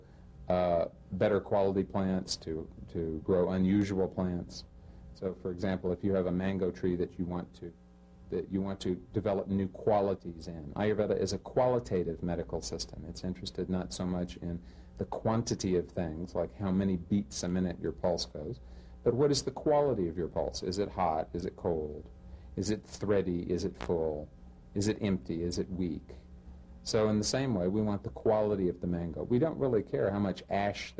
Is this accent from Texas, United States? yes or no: yes; Texas, United States; moved away as an adult; also born or lived in Pune; I am originally from Texas